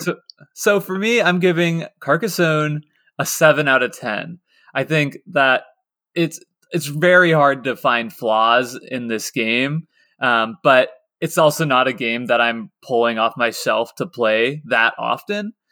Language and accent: English; Lawrence, Kansas, United States; I was growing up in Lawrence, Kansas